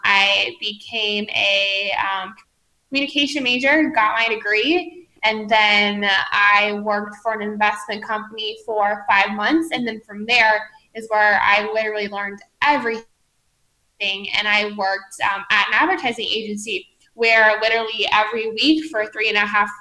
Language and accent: English; Columbus, Ohio, United States; I grew up in the Midwest in Columbus, Ohio